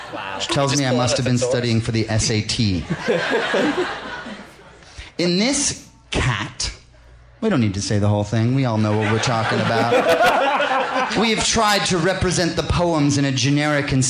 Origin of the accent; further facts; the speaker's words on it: Princeton, New Jersey, United States; I grew up in Princeton, New Jersey